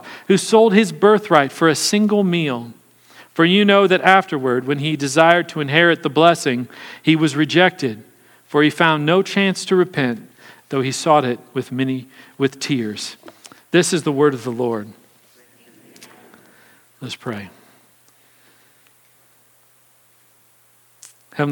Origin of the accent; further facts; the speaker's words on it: Kansas City, United States; I was born and raised in Kansas City